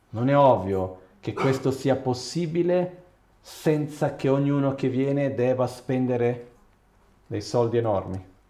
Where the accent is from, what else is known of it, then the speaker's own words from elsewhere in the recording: Brazil; sono occidentale, sono brasiliano